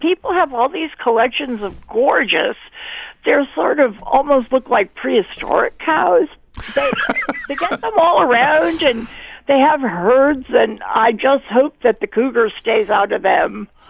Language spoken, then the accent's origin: English; New Haven, Connecticut, United States; now in North Stonington, United States; I'm from New Haven.